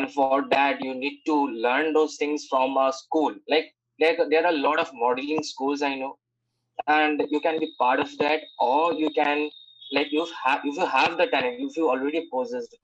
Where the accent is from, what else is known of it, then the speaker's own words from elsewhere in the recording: Kolkata, West Bengal, India; I hail from Kolkata